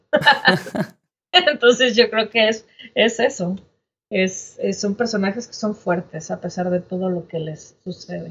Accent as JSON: {"language": "Spanish", "country": "Mexico", "also_born_or_lived": "United States", "first_language": "Spanish", "moved": "as an adult", "lives_now": "Toronto, Canada", "said": "que haberme ido no me hace menos mexicana"}